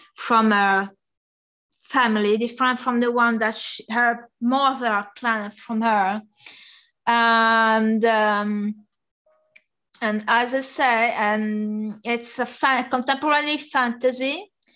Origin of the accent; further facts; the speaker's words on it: near Bari, Apulia, Italy; first language Italian; English is a second language; moved away as an adult; now in Paris, France; I found um, a computer design and course uh, uh, in uh, in Bari, which which was the the, the main city uh, near my hometown, about one hour by train